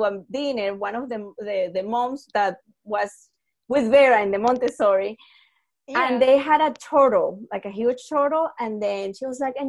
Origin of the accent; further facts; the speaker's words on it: Florida, United States; I am from Florida